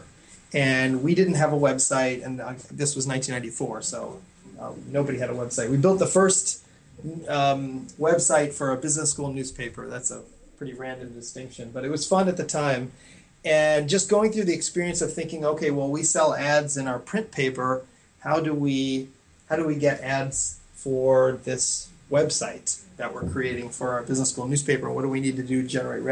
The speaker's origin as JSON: {"language": "English", "area": "Westchester County", "region": "New York", "country": "United States", "tie": "born or raised there", "also_born_or_lived": "Massachusetts / Stanford, California", "moved": "as an adult", "said": "I grew up in the New York area, just north of Manhattan in Westchester County."}